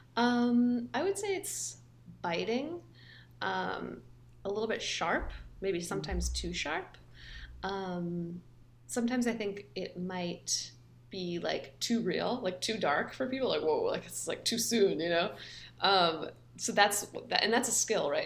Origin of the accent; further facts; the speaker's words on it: Palo Alto, California, United States; I grew up in Palo Alto